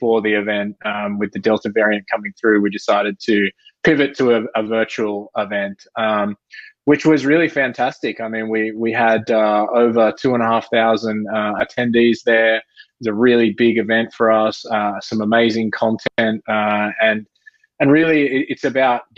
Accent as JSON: {"language": "English", "area": "near Sydney", "region": "New South Wales", "country": "Australia", "tie": "born or raised there", "also_born_or_lived": "London", "accent": "Australian", "moved": "as an adult", "lives_now": "Bay Area, United States", "said": "I've been living in the Bay Area for 5 years. I spent 10 years in London before that and grew up just near Sydney."}